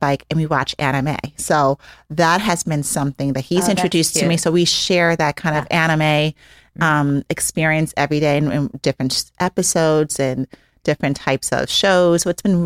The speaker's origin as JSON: {"language": "English", "town": "New York City", "region": "New York", "country": "United States", "moved": "yes", "said": "I'm from New York City."}